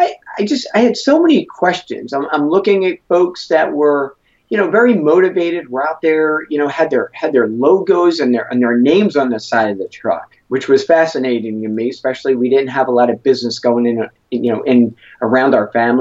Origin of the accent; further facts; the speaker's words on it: Philadelphia, Pennsylvania, United States; born and raised in Philadelphia over 39 years